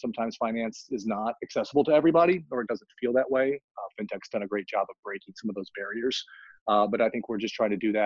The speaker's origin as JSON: {"language": "English", "region": "Central Texas", "country": "United States", "tie": "born or raised there", "also_born_or_lived": "Los Angeles / San Francisco / New York", "moved": "as an adult", "said": "I grew up in Central Texas in an area that didn't have a lot of wealth"}